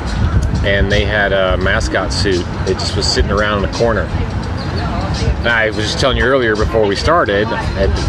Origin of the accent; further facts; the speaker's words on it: Illinois, United States; moved away as an adult; also born or lived in Hollywood, California / Myrtle Beach, South Carolina; now in Indiana, United States; was born in Illinois.